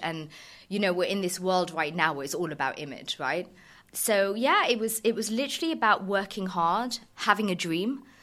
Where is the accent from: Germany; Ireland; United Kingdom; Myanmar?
United Kingdom; Surrey, South East England; I was kind of born and raised in Surrey